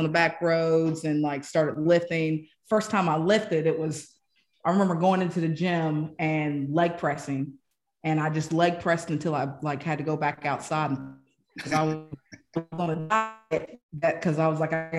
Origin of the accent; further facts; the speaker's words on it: Camden County, North Carolina, United States; moved away; Right outside the Outer Banks, place called Camden County, North Carolina